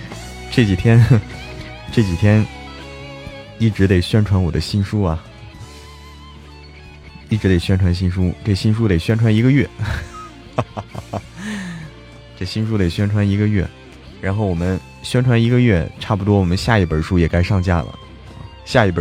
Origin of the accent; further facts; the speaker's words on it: Hebei, China; 老家，我老家河北的，嗯，老家河北啊。